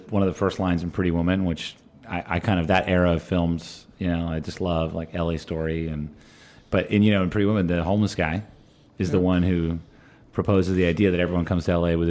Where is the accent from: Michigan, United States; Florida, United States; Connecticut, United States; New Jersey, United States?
New Jersey, United States; Madison; also born or lived in New York; now in Los Angeles, United States; A town called Madison in North Central.